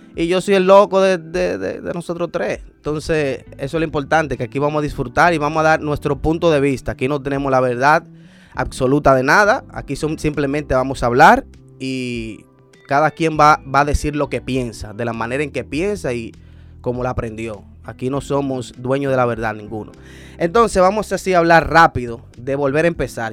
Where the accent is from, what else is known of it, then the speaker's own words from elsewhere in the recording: Dominican Republic; como todo dominicano